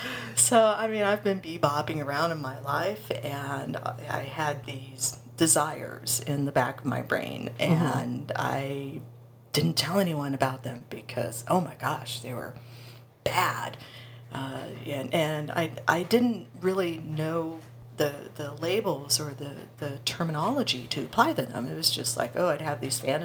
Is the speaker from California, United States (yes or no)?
yes; Los Angeles, California, United States; now in Burbank, United States; I'm a native Angeleno, born and bred